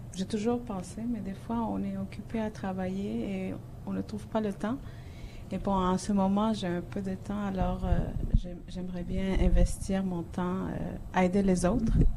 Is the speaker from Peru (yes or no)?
yes; Peru; also born or lived in Montreal, Canada; now in Toronto, Canada; je suis euh, du Pérou